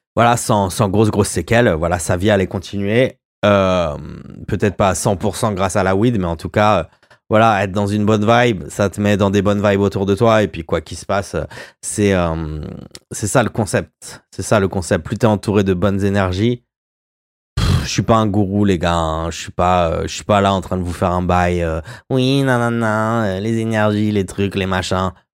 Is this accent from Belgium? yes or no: no; Royan, Nouvelle-Aquitaine, France; chez nous à Royan